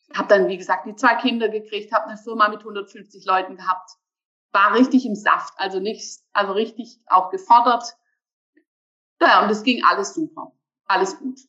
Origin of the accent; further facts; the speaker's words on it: Germany; now in Bergstraße, Germany; Ich komme aus Deutschland, geboren am Bodensee